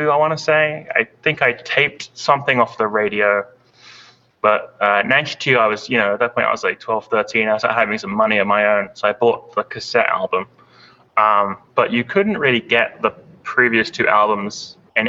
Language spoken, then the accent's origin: English; United Kingdom; now in Boston, United States; I'm British, as you can hear by my voice